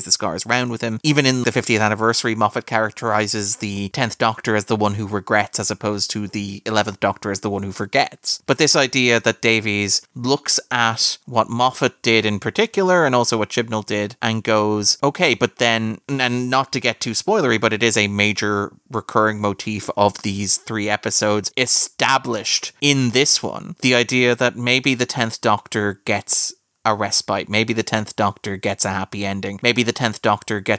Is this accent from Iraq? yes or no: no; Ireland; as an Irishman